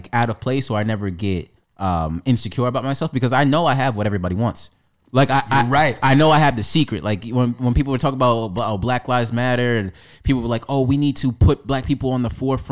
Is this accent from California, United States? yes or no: no; Amityville, New York, United States; I grew up in Amityville, but the thing about me, I went to school in Farmingdale